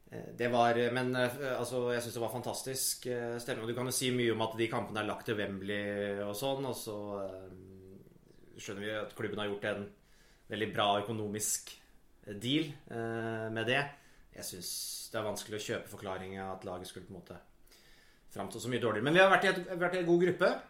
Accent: Jevnaker, Innlandet, Norway; Jevnaker er jo der jeg er fra

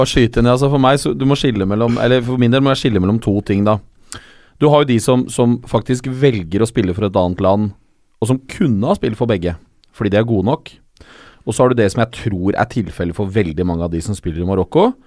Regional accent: Rio de Janeiro, Brazil; also born or lived in Qatar; jeg føler at jeg er litt fra Qatar. Uh, og så er jeg født og oppvokst i Rio de Janeiro.

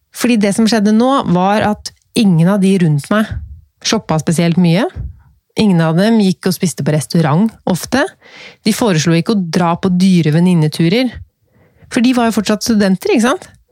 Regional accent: Norway; Jeg er født i Norge

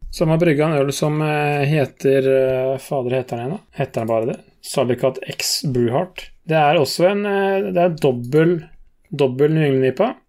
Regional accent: Norway; jeg og min bror Vi er jo fra Kallet

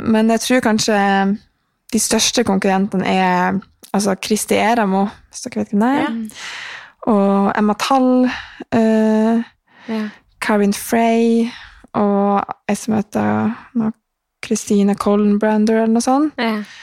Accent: Mosjøen, Nordland, Norway; now in Trondheim, Norway; fikk jeg ta karantenen min i Mosjøen med familien

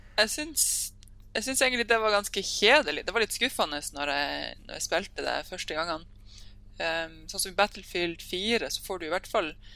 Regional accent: Sørreisa, Troms, Norway; moved away as an adult; also born or lived in Hamar; now in Tromsø, Norway; jeg kommer fra Sørreisa, som er en, oh, eh, lita bygd eh, ca. To, to timers kjøretur unna Tromsø

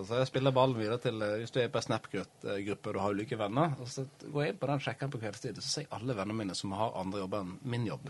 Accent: Florø, Vestland, Norway; now in Oslo, Norway; vi er fra Florø

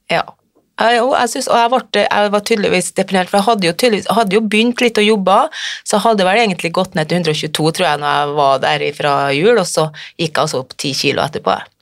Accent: Frøya, Trøndelag, Norway; Jeg kommer fra Frøya i Trøndelag

